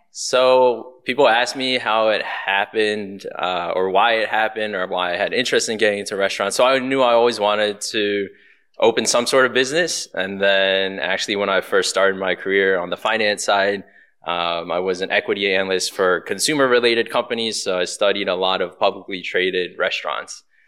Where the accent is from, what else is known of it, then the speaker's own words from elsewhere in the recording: Baltimore, Maryland, United States; moved away as an adult; now in Houston, United States; I'm born and raised in Baltimore, Maryland